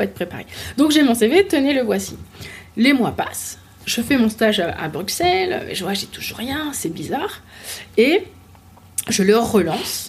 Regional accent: Paris, Île-de-France, France; also born or lived in Martinique; je suis née à Paris, j'ai grandi en, à Paris, enfin région, région parisienne

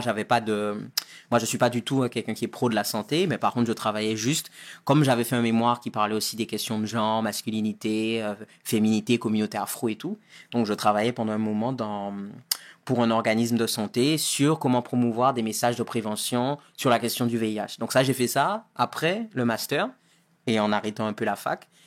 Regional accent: Guadeloupe; moved away as an adult; also born or lived in Paris, France / Marseille, France; now in United States; j'ai grandi en Guadeloupe jusqu'à deux ans après le bac

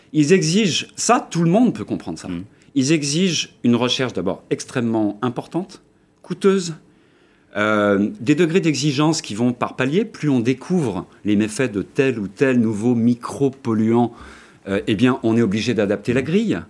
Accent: France; moved away; also born or lived in Germany; pas à moitié allemand, puisque je suis français, mais j'ai passé quasiment la moitié de ma vie en Allemagne

